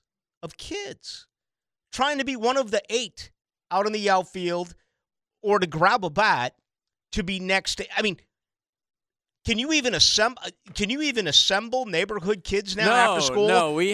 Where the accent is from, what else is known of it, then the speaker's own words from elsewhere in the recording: Boston, Massachusetts, United States; When I grew up in Boston, we did that all the time.